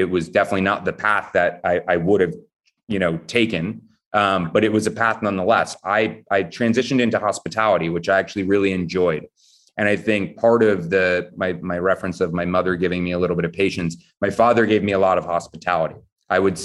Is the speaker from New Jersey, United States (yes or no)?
yes; Montclair, New Jersey, United States; moved away as an adult; now in New York City, United States; I grew up in Montclair, New Jersey